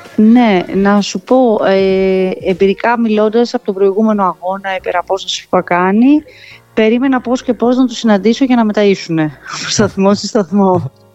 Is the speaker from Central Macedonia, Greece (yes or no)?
no; Naxos, South Aegean, Greece; now in Sparta, Greece; μπορεί να είμαι από την Άξο αλλά επειδή μένω εδώ είναι η πόλη μου